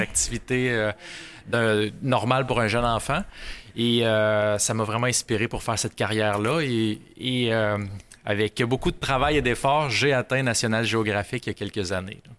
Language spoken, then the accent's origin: French; Rouyn-Noranda, Quebec, Canada; Je suis natif de, de Rouen-Oranda.